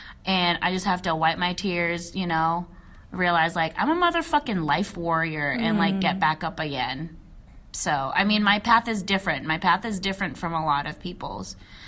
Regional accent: United States; because, yeah, I'm Filipino, and yes, I'm American, but I feel like it's a different breed when you're Filipino-American.

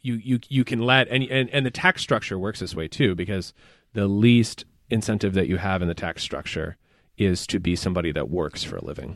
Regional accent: Appalachia, United States; because I am from Appalachia, I have an ethnic self-conception.

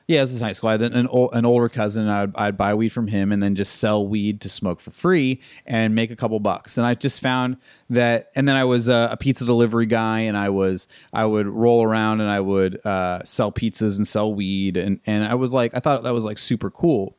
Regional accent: Tucson, Arizona, United States; also born or lived in East Texas / La Jolla, California / Costa Mesa, California / Carlsbad, California; I'm originally from Tucson, Arizona

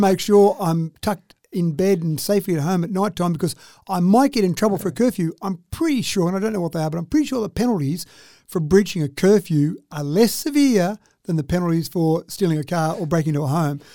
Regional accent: Dubbo, New South Wales, Australia; growing up in Dubbo

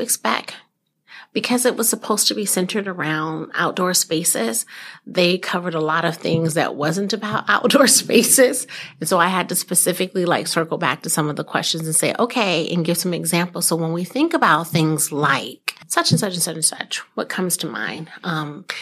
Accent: California, United States; now in Fox Cities, United States; being born and raised in California

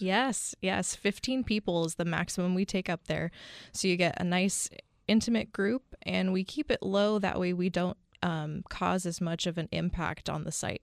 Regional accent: Bay Area near San Francisco, California, United States; moved away as an adult; also born or lived in Hawaii; now in Arizona, United States; born and raised in the, the Bay Area near San Francisco.

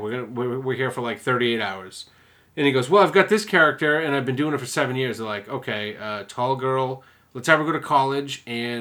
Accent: United States; as Americans

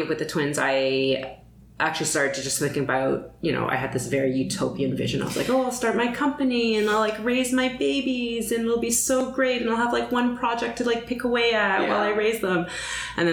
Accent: Toronto, Ontario, Canada; also born or lived in London, England / Montreal; But moved here when I was a kid

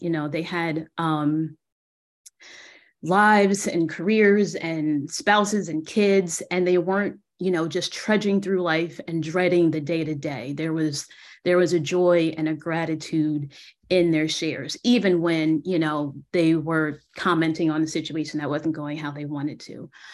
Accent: New Jersey, United States; moved away as an adult; also born or lived in Philadelphia, Pennsylvania; now in San Antonio, United States; based in San Antonio, Texas, but I'm originally from New Jersey.

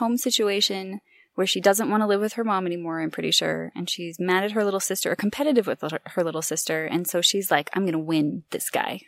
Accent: California, United States; I grew up in California and have never lived near anywhere swampy

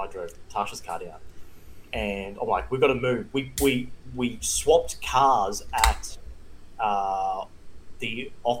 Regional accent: Tamborine Mountain, Queensland, Australia; we grew up on Tamborine Mountain.

